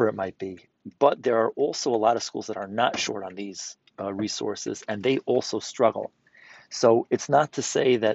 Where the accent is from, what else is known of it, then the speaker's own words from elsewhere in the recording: New York City, New York, United States; I'm from New York City